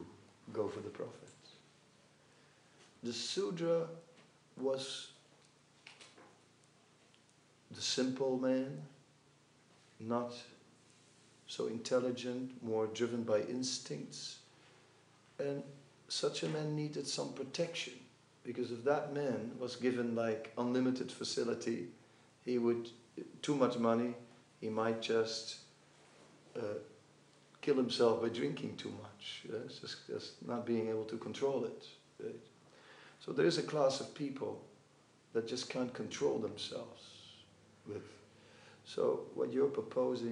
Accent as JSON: {"language": "English", "town": "Amsterdam", "region": "North Holland", "country": "Netherlands", "said": "I'm from Amsterdam."}